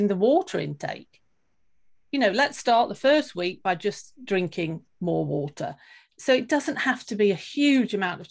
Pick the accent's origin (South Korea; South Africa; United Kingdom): United Kingdom; now in Sweden; I live in Sweden at the moment, but I am actually British.